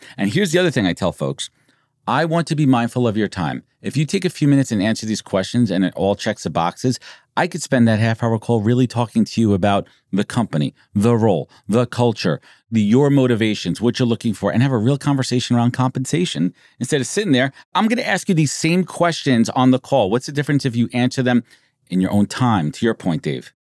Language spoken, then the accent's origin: English; New York, United States; Born and raised in New York